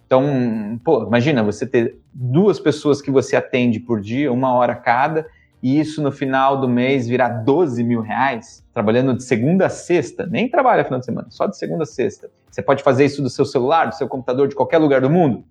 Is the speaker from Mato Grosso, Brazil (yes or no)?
no; São Paulo, Brazil; nasci na Zona Leste de São Paulo, num bairro super pobre